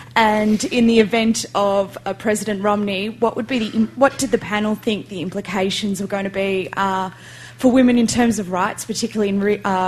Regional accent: Australia; now in London, United Kingdom; I'm a postgraduate student here at LSE. I'm from Australia.

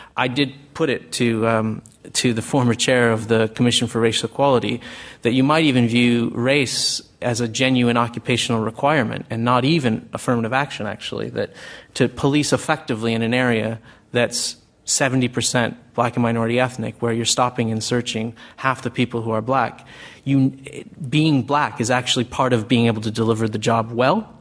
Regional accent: United States; accent: American; moved away as an adult; now in United Kingdom; I haven't lost my American accent despite living here 20 years

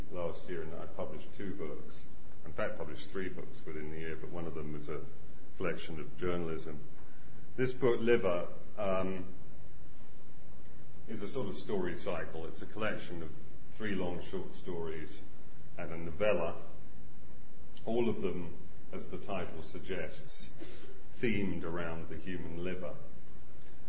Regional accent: London, United Kingdom; I grew up in the Hampstead Garden suburb in North London

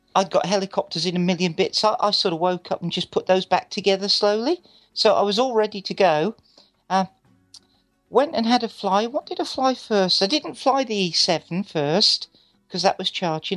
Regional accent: England, United Kingdom; Being English is great.

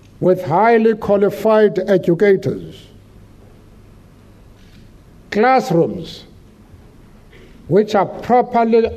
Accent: Eastern Cape, South Africa; I grew up in the Eastern Cape, an area of South Africa

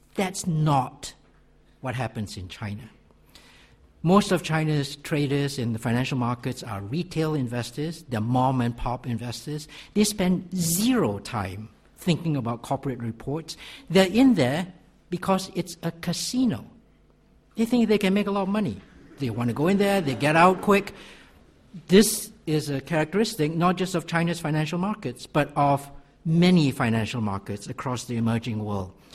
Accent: Malaysia; I'm from Malaysia.

